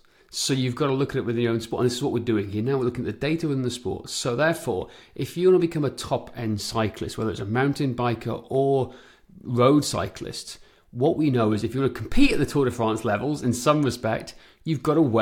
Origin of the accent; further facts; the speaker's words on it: Wales, United Kingdom; moved away; I grew up on great cycling roads back in mid-Wales